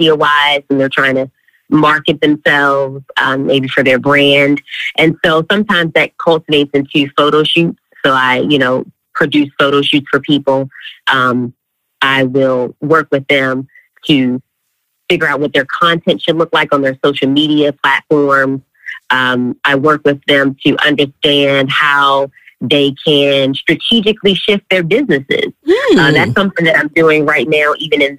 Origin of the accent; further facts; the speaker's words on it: Baltimore, Maryland, United States; moved away as an adult; also born or lived in Charlotte, North Carolina; born and raised in the Charm City